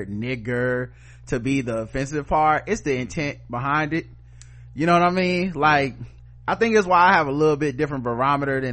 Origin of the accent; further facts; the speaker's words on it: United States; I'm from Yorkwood